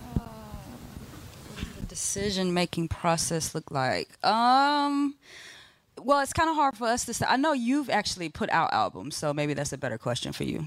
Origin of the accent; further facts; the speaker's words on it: Tampa, Florida, United States; I'm from the Tampa area